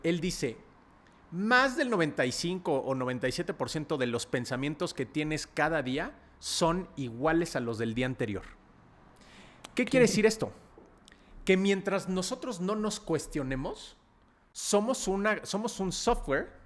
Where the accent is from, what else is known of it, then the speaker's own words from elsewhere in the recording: Mexico City, Mexico; nací en la Ciudad de México